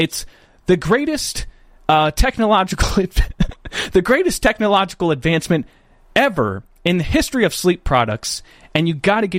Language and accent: English; Dover, Delaware, United States; And I'm from Dover, Delaware.